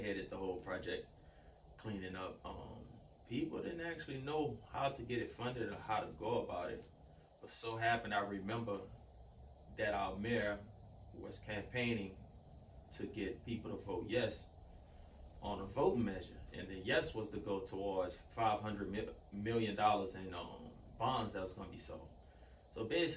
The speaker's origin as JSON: {"language": "English", "town": "New Orleans", "region": "Louisiana", "country": "United States", "said": "I'm from New Orleans"}